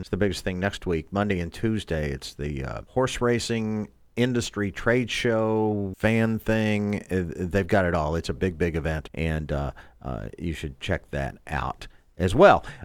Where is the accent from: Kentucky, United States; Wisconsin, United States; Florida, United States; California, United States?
Kentucky, United States; Louisville; my hometown, Louisville, KY